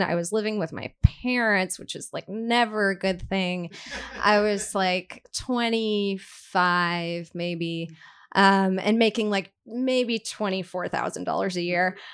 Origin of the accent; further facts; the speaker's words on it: Brooklyn, New York, United States; I grew up in Brooklyn